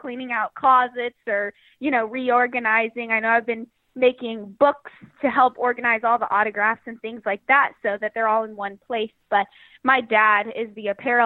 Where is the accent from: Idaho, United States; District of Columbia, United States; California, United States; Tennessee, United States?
California, United States; Cypress; I grew up in Cyprus, city of Cyprus, and that's like 15, 20 minutes from the stadium